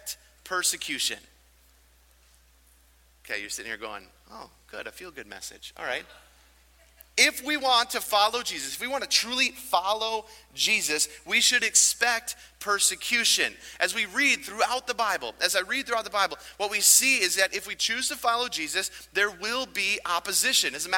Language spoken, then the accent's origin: English; United States; growing up in America